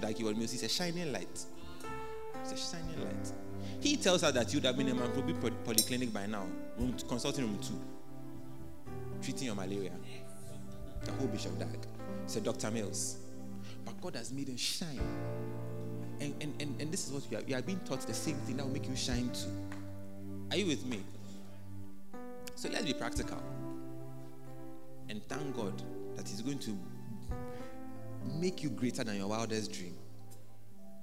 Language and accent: English; Ghana; as a Ghanaian